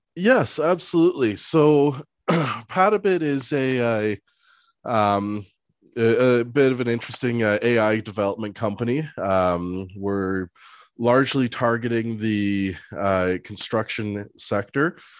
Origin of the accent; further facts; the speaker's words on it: Nairobi, Kenya; I was born in Nairobi, Kenya